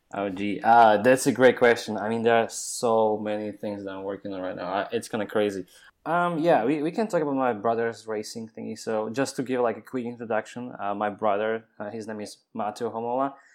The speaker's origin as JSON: {"language": "English", "country": "Slovakia", "moved": "yes", "lives_now": "Austin, United States", "said": "I'm from Slovakia"}